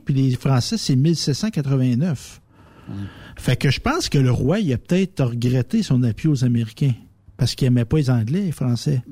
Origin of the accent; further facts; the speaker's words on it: Quebec, Canada; nous autres, les Québécois francophones